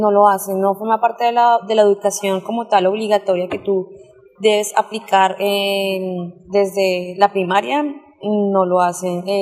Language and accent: Spanish; Bogotá, Colombia; moved away as an adult; now in China; Eh, soy de Bogotá, Colombia. Eh, actualmente tengo 27 años y llevo en China viviendo 8 meses.